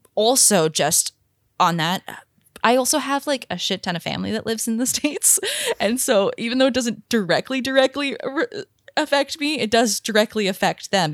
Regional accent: Canada

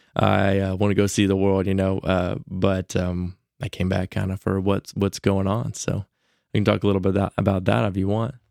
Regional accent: Huntsville, Alabama, United States; growing up here

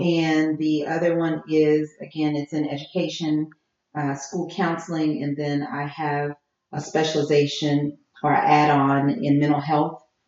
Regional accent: Jefferson, Louisiana, United States; moved away as an adult; also born or lived in New Orleans; now in Houston, United States; I'm from Jefferson, which is like about a mile from New Orleans

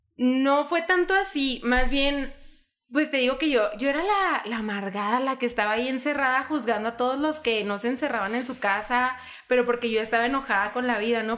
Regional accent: Hidalgo del Parral, Chihuahua, Mexico; vivimos en Parral y que somos de Parral

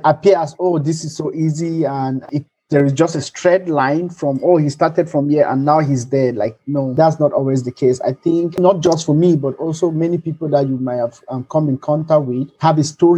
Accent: Nigeria; also born or lived in Cameroon; So I'm Nigerian. I was born in Cameroon, so my parents were there, and I grew up with a big family.

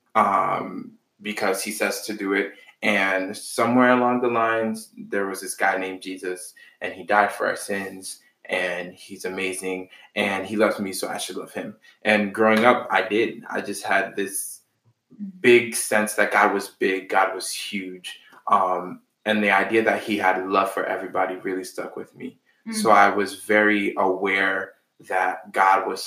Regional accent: Boston, Massachusetts, United States; I am from Boston. My family's originally from Haiti

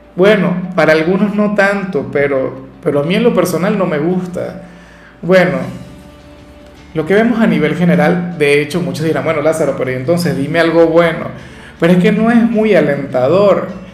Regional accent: Venezuela; acá en Venezuela

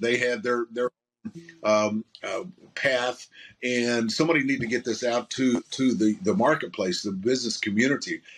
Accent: Southern Illinois, United States; I grew up in Southern Illinois, is where I grew up

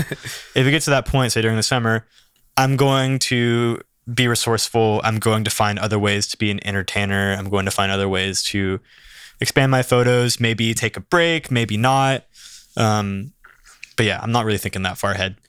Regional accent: Santa Barbara, California, United States; I grew up here in Santa Barbara, born in Santa Barbara College Hospital, went to school here, spent my whole life here

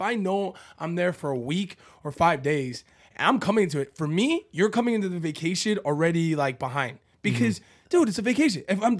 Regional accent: Canada; Thank God I'm Canadian

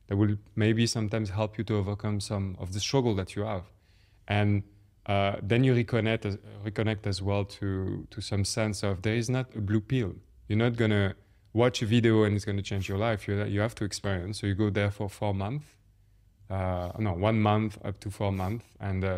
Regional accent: France; English is a second language; moved away as an adult; also born or lived in Paris; now in London, United Kingdom; I grew up in France. I have a talent for math, so I ended up doing an engineering school. I work in Paris.

